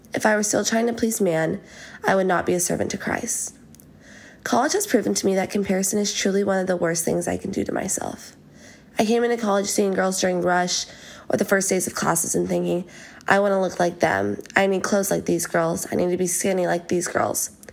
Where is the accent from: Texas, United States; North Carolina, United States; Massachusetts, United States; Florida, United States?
Texas, United States; Fort Worth; moved away as an adult; also born or lived in Georgia; now in Athens, United States; I'm a rising junior at the University of Georgia, and I'm from Fort Worth, Texas.